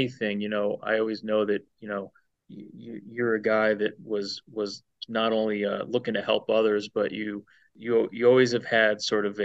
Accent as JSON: {"language": "English", "town": "Rochester", "region": "New York", "country": "United States", "tie": "born or raised there", "said": "we grew up in Rochester, New York"}